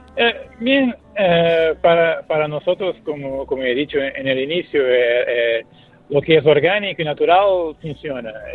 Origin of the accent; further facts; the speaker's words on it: Portugal; Spanish is a second language; el fado es mi música natal, porque soy portugués